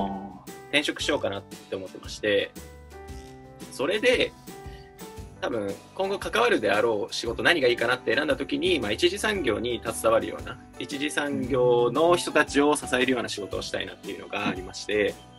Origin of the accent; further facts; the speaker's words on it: Akita, Japan; moved away as an adult; also born or lived in Nishinoshima, Shimane; 僕、あの、出身秋田県